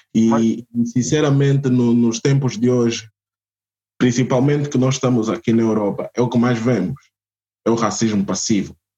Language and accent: Portuguese; Portugal; also born or lived in Angola; Eu nasci em Portugal e tudo mais, mas eu sou angolano